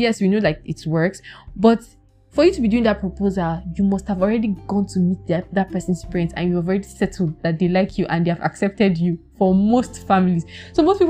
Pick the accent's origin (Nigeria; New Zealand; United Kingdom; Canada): Nigeria; I am African, I'm Nigerian by nationality.